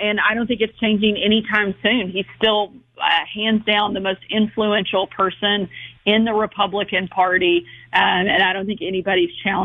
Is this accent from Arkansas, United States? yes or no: yes; Arkansas, United States; here in my home state of Arkansas